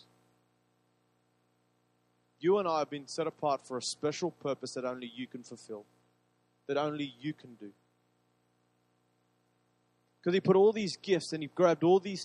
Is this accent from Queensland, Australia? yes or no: yes; Queensland, Australia; I love being a Queenslander